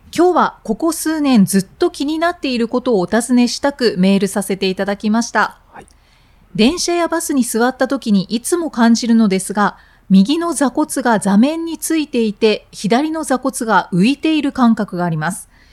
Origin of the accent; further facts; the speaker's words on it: Miyazaki, Japan; 私が地元が宮崎なので。